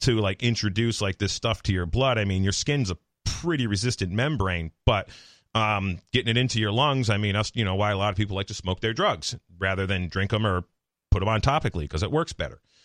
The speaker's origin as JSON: {"language": "English", "town": "Palmer", "region": "Massachusetts", "country": "United States", "tie": "born or raised there", "said": "I grew up in Palmer."}